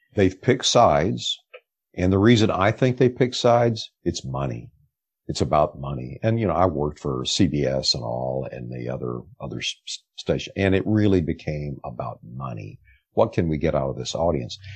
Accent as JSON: {"language": "English", "region": "rural Texas", "country": "United States", "tie": "born or raised there", "said": "growing up in the South and rural Texas"}